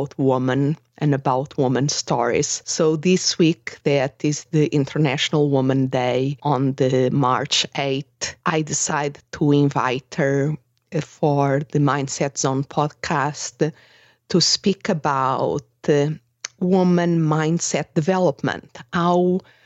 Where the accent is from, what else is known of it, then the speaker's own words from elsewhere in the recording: Portugal; moved away as an adult; also born or lived in England; I'm originally from Portugal, and I went to study abroad in England